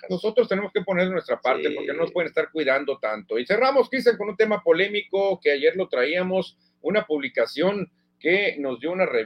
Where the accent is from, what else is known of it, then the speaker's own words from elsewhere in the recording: Mexico; No porque somos mexicanos, no, pero ve lo que hizo con el Real Madrid.